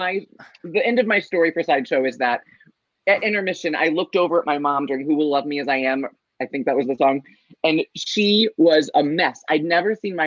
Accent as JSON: {"language": "English", "region": "Ohio", "country": "United States", "said": "I'm from Ohio"}